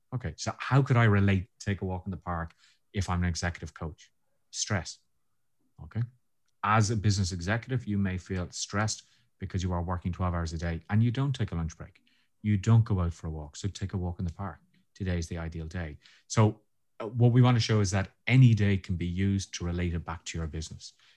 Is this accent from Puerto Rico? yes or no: no; Ireland; being Irish